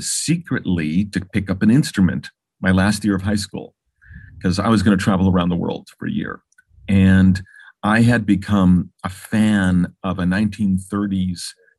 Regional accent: Los Angeles, California, United States; I grew up in Baldwin Hills here in Los Angeles.

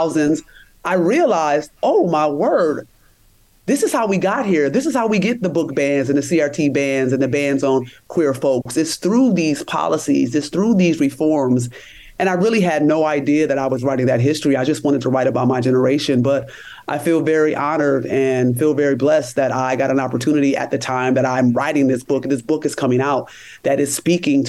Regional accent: Rochester, New York, United States; I'm from Rochester, New York. And I went to a really big high school in upstate New York

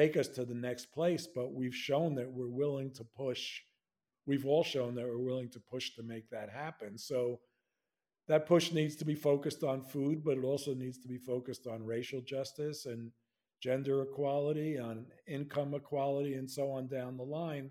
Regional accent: New York, United States; I'm a New Yorker

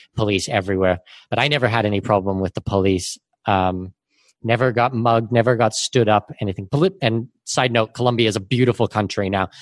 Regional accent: Canada; moved away as an adult; also born or lived in Abu Dhabi / Singapore; now in Panama City, Panama; I'm Canadian with Danish heritage

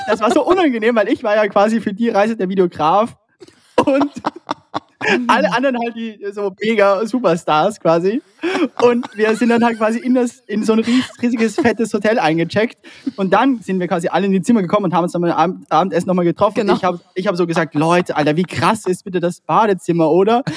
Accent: Austria; bei uns in Österreich

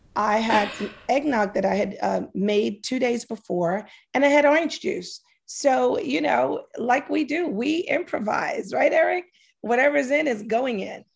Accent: New York City, New York, United States; I'm from Harlem.

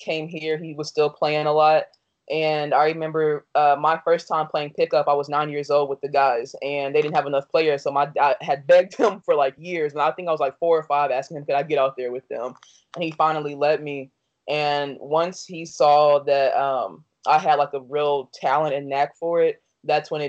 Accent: Dayton, Ohio, United States; also born or lived in Danville, Illinois / Chicago, Illinois; I was born in Danville, Illinois, and raised in Dayton, Ohio.

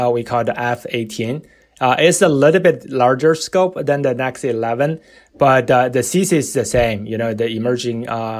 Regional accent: China; moved away; I'm from, I was born and raised in China

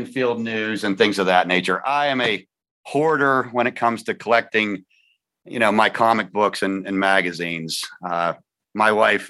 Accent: Punxsutawney, Pennsylvania, United States; I have not moved far from my birthplace. I was born in Punxsutawney and I still live here.

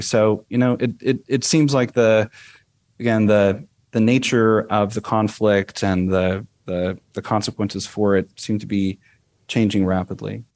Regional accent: United States; moved away as an adult; now in Hungary; as an American

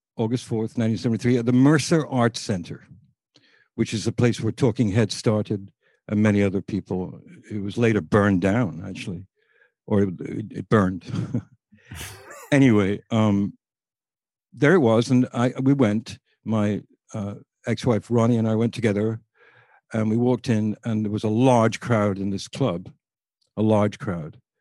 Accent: near Liverpool, North West England, United Kingdom; moved away; also born or lived in Boston, United States; Liverpool was a very interesting place to me 'cause it was about, mm, thirty-eight miles away from where I lived.

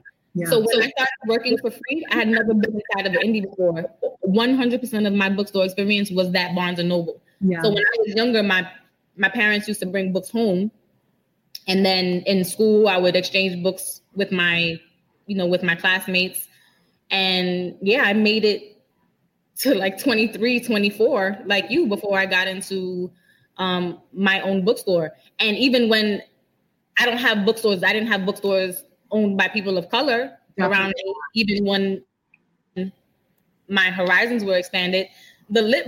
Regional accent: New York City, New York, United States; I'm from the Bronx, it's in my blood

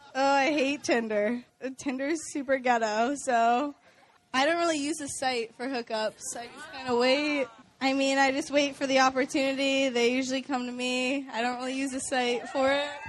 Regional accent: Scottsdale, Arizona, United States; I'm from Scottsdale, Arizona.

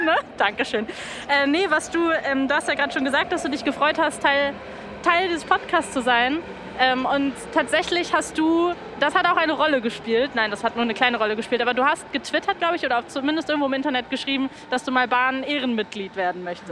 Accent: Berlin, Germany; das hat man sich als Kinder erzählt in Berlin

